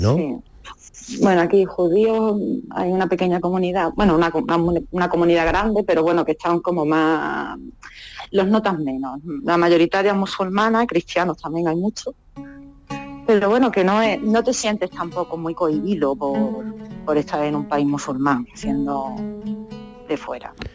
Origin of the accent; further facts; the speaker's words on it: Málaga, Andalusia, Spain; moved away as an adult; now in Casablanca, Morocco; yo me crié en Málaga, centro, y soy de ciudad